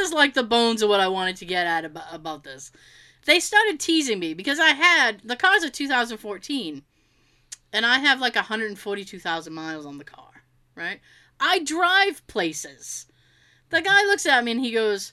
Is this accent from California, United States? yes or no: no; Massachusetts, United States; I'm from Massachusetts